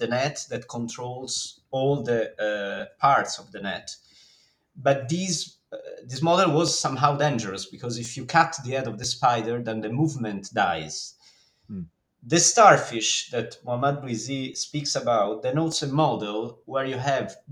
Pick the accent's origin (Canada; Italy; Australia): Italy; I come from Italy